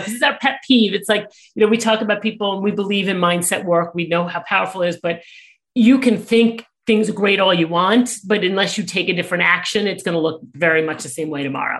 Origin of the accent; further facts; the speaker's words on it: New York, United States; I am a New Yorker